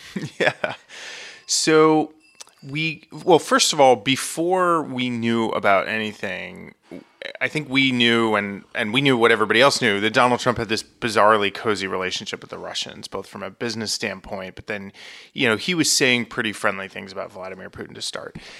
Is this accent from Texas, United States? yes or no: no; Vermont, United States; moved away; I am originally from Vermont